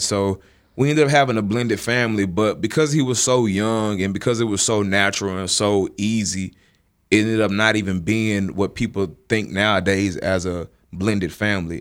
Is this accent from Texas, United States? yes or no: yes; Dallas, Texas, United States; moved away; also born or lived in Jackson, Mississippi; Dallas, where I'm originally from